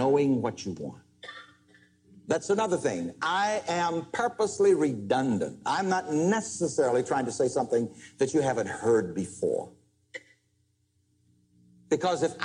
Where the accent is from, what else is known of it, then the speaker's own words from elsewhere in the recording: South Carolina, United States; growing up in South Carolina, in conditions just one step from slavery